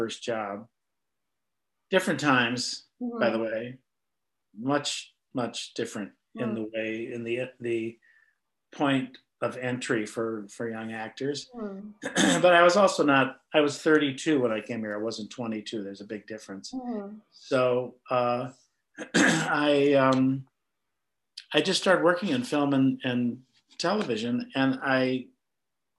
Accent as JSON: {"language": "English", "region": "northern Minnesota", "country": "United States", "tie": "born or raised there", "said": "I was raised in Minnesota, which being a Jewish kid in northern Minnesota was an interesting perspective on life"}